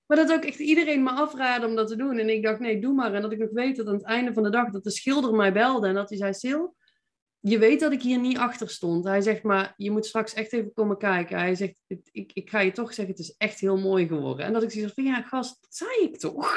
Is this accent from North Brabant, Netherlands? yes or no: yes; Veldhoven, North Brabant, Netherlands; moved away as an adult; also born or lived in Eindhoven; now in Nijmegen, Netherlands; Ik ben eh, geboren en getogen in Veldhoven